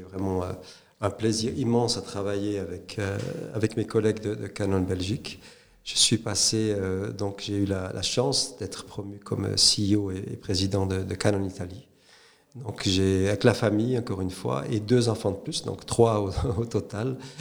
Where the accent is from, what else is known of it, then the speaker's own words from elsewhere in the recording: Saint-Aubin, Neuchâtel, Switzerland; also born or lived in St. Gallen / Hong Kong; je suis euh, neuchâtelois, euh, donc né à Neuchâtel, auprès de Neuchâtel, à Saint-Aubin, en 1968